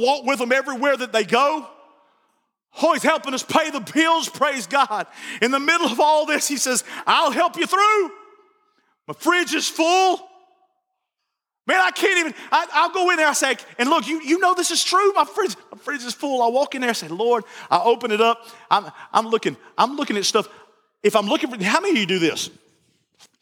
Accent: Barnesville, United States; I'm from Barnesville

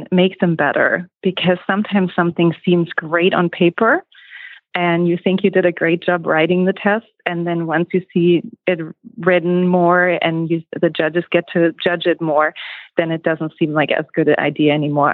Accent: Germany; moved away as an adult; now in Eagle, United States; I'm originally from Germany and immigrated to the United States in 2008

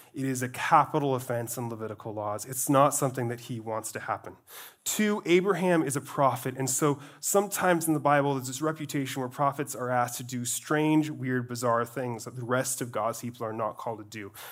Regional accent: Glacier National Park, Montana, United States; I grew up in Glacier National Park, where I was surrounded by mountains and mountains.

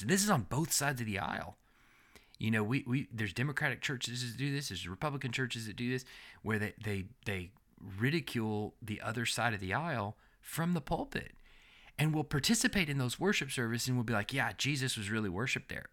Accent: Texas, United States; now in Alabama, United States; we're from Texas

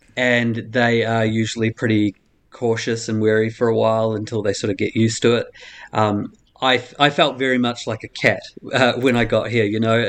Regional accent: New Zealand; moved away; The biggest culture shock for me, actually being a New Zealander, was the difference in how people treat their rubbish and recycling here compared to New Zealand.

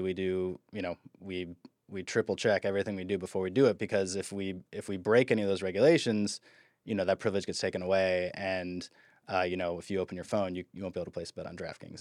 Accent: Midwest, United States; moved away; I'm from the Midwest

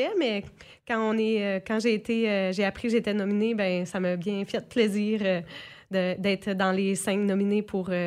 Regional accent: Saint-Quentin, New Brunswick, Canada; also born or lived in Quebec City; je viens de la ville euh, de Saint-Quentin, fait que j'ai grandi ici, puis je suis partie étudier en physiothérapie à, l'Université Laval à Québec. Puis j'ai travaillé là-bas de 2013 à mars 2017.

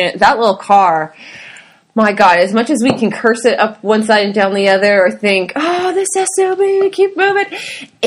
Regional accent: Seattle, Washington, United States; moved away as an adult; now in Italy; I'm from Seattle

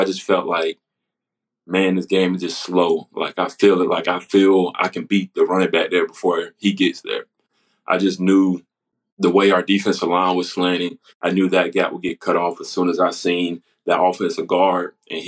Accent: Spartanburg, South Carolina, United States; I was from Spartanburg, South Carolina, so I knew a lot about schools like Furman, South Carolina, Clemson, Citadel.

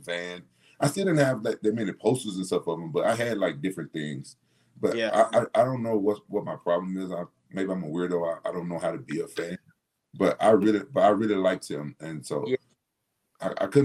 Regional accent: Memphis, Tennessee, United States; moved away as an adult; also born or lived in California; my hometown in Memphis

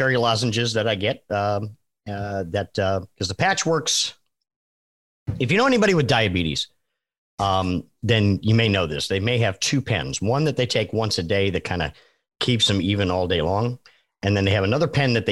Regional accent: New England, United States; I learned how to drive in New England

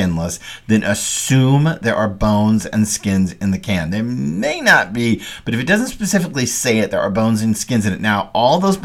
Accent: Dallas, Texas, United States; I grew up in Dallas, and we were a long way from a coast

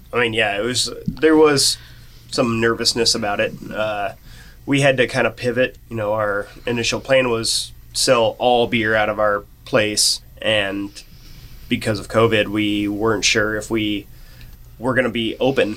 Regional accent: Norton, Kansas, United States; And I came from Norton, Kansas.

